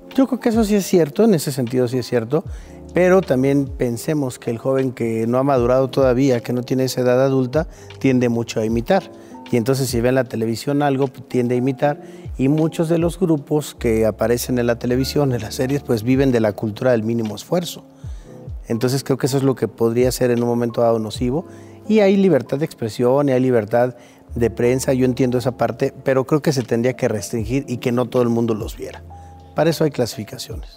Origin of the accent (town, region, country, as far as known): Mexico